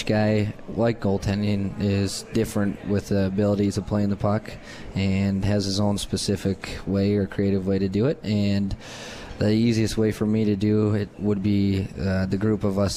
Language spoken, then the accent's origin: English; Thief River Falls, Minnesota, United States; I grew up in Thief River Falls, which is 8,000 people roughly